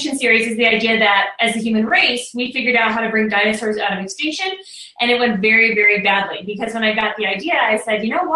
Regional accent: near Chicago, Illinois, United States; now in Indiana, United States; I grew up near Chicago, so I grew up looking out at Lake Michigan

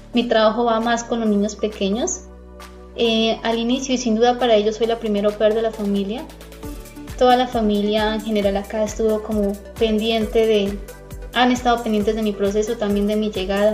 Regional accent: Colombia; moved away as an adult; now in Netherlands; como mm, colombiana

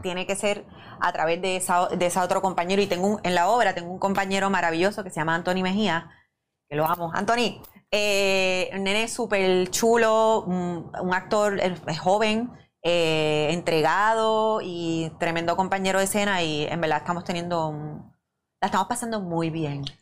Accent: Bayamón, Puerto Rico; yo soy de Bayamón de pura cepa

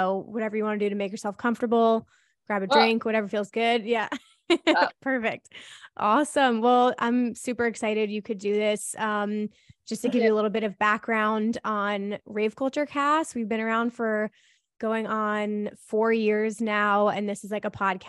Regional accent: New Jersey, United States; I grew up in New Jersey

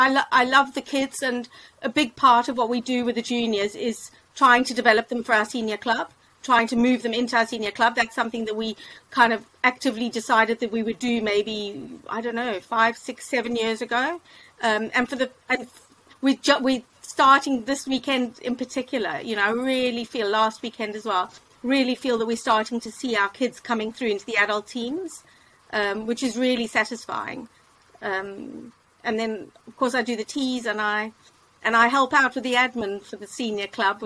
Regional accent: Cape Town, Western Cape, South Africa; now in United Kingdom; From Cape Town.

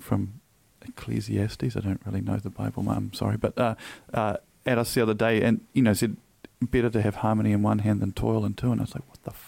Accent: Auckland, New Zealand; I grew up in Freeman's Bay in the 80s.

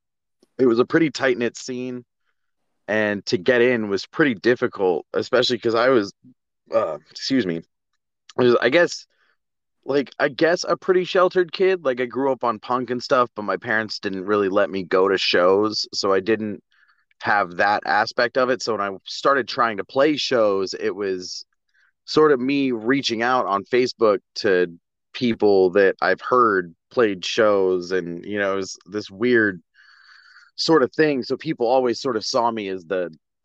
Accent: Virginia Beach, Virginia, United States; moved away as an adult; now in Florida, United States; I grew up in Virginia, in Virginia Beach

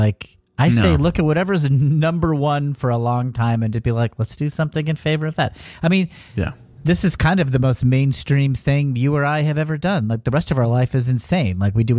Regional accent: Connecticut, United States; moved away as an adult; now in California, United States; as a Connecticut native

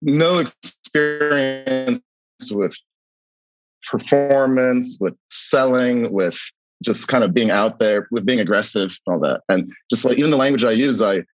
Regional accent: New York City, New York, United States; accent: American; I grew up near Costars Bialy's on Grand Street

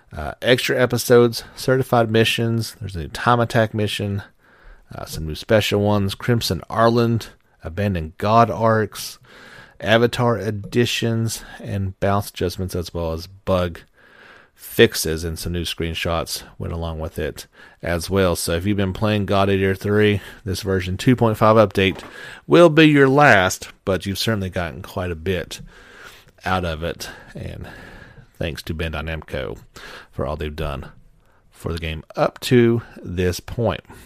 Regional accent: United States; being an American

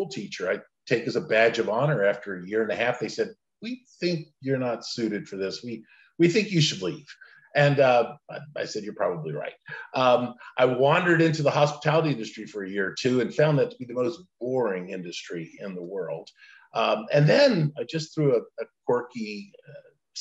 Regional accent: Central Florida, United States; also born or lived in Lakeland, Florida; I was actually born along with my five siblings, large Italian Catholic family in Lakeland, Florida, of all places. My dad, mom just didn't want to raise their family on the streets of Brooklyn. And I grew up in Central Florida, great place to grow up

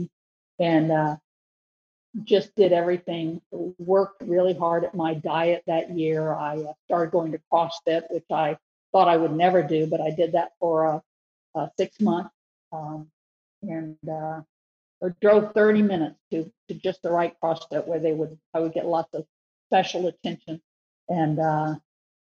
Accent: Tampa, Florida, United States; I was born in Tampa, so I know all the most beautiful places to run

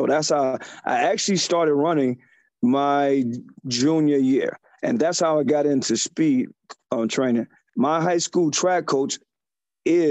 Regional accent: Ohio, United States; now in New York, United States; I'm originally from Ohio.

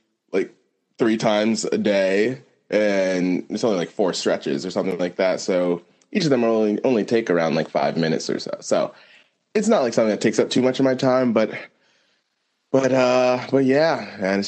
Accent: United States; I'm speaking to this as an American

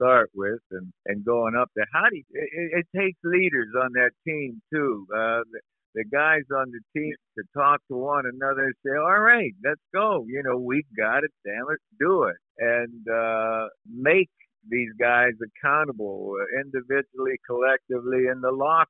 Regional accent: near Pittsburgh, Pennsylvania, United States; Pittsburgh Steelers were close to home.

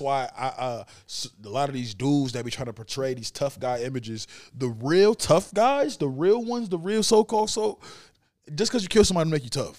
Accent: Saint Paul, Minnesota, United States; I knew a guy that I grew up with around Saint Paul

